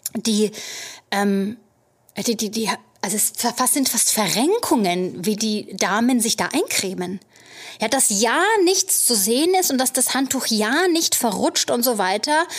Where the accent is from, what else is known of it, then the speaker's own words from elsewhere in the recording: Germany; now in New York, United States; als Deutsche mit unserer Saunakultur